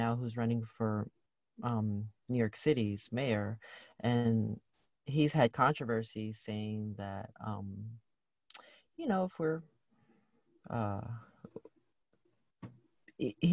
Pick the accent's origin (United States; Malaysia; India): Malaysia; I'm Malaysian